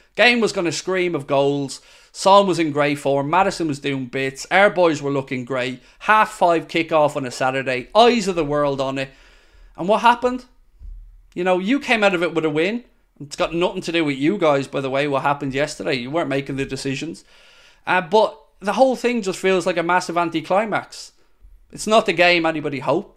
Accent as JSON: {"language": "English", "country": "Ireland", "said": "I'm Irish, as you may be aware."}